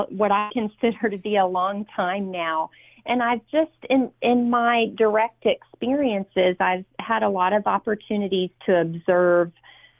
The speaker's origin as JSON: {"language": "English", "region": "Virginia", "country": "United States", "said": "my home state of Virginia"}